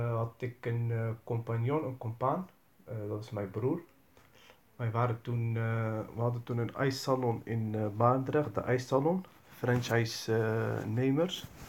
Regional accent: Rotterdam, South Holland, Netherlands; Ik kom uit Rotterdam.

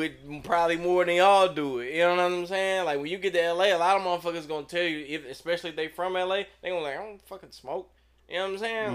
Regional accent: St. Louis, Missouri, United States; moved away as an adult; also born or lived in Los Angeles; I'm from Saint Louis

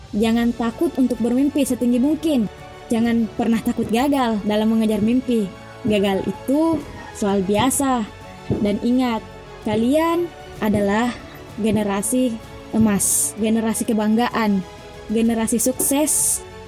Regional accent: Pangkep, South Sulawesi, Indonesia; Saya dari Desa Bontemanai, Kecamatan Lakbakan, Kabupaten Pangkep

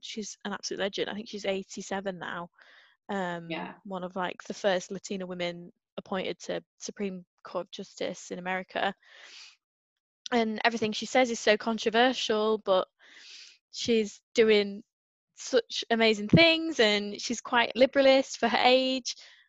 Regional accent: Northern England, United Kingdom; Not that there's enough Northerners down there. I mean, everyone still howls at my accent, but yeah.

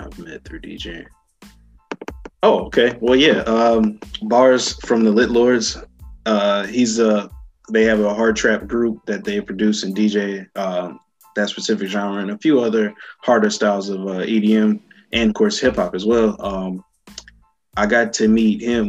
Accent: Raleigh, North Carolina, United States; my biggest set ever that I was about to have in my hometown. Uh, it was a thing called um, Raleigh Dance Music Festival

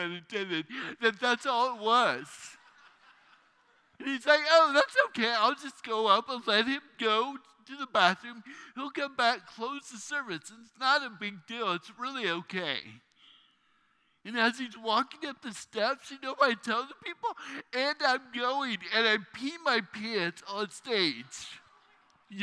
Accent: Fairfield, California, United States; now in Phoenix, United States; I grew up in Fairfield, right down there, 80, the home of the Jelly Belly Factory.

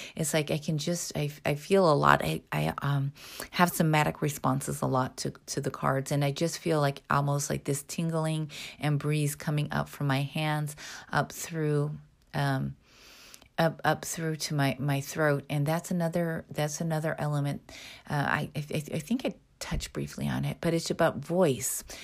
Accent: Midwest, United States; I grew up in the Midwest

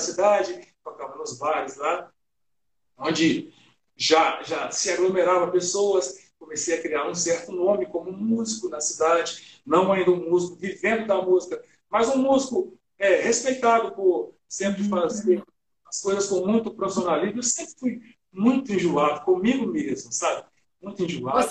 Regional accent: Itabirito, Minas Gerais, Brazil; moved away; eu sou mineiro, né, de uma cidade chamada Itabirito

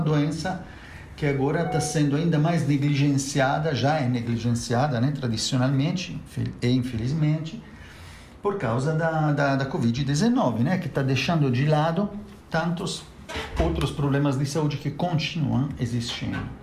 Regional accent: Italy; now in Brazil; eu mesmo sou italiano

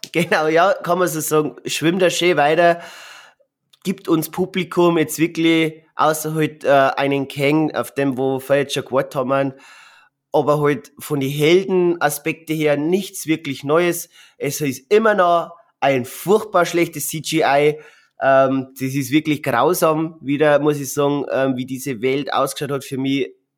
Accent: Bavaria, Germany; bei uns in Bayern

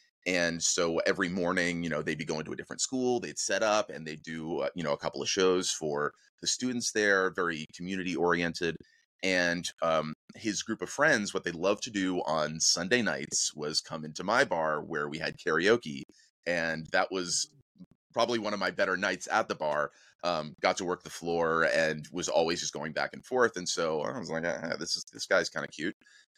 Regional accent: New Hampshire, United States; moved away as an adult; also born or lived in New Jersey / Richmond, Virginia; now in Los Angeles, United States; I was born in Jersey. I grew up there for a little while and then moved up to Southern New Hampshire, followed by Central New Hampshire, went to high school, went to college in Richmond, Virginia

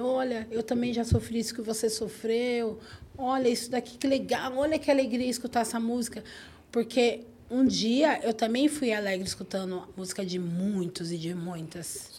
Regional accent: Cotia, São Paulo, Brazil; Eu nasci em Cotia

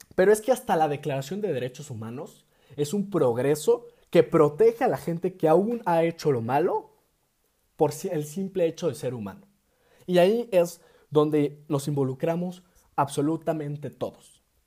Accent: Mexico; nuestro país

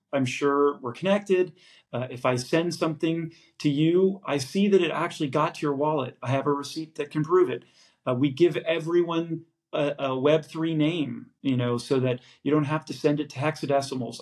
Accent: San Francisco, California, United States; I'm born and raised in San Francisco

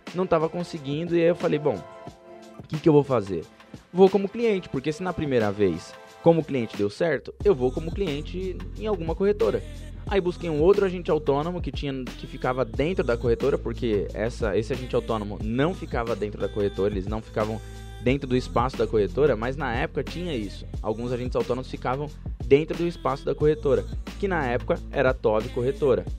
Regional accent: São Paulo, Brazil; eu vinha da Brasilândia, eu morava na Brasilândia, região, região pobre de São Paulo

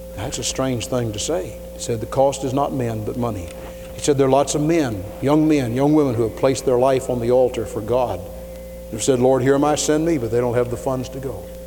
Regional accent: Louisville, Kentucky, United States; I was from Louisville

